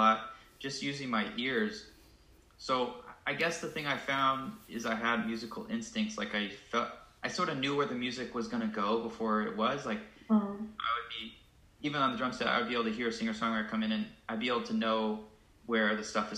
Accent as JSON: {"language": "English", "town": "St. Louis", "region": "Missouri", "country": "United States", "also_born_or_lived": "Indiana / New England", "moved": "yes", "said": "I'm originally from St. Louis, grew up playing the drums and percussion"}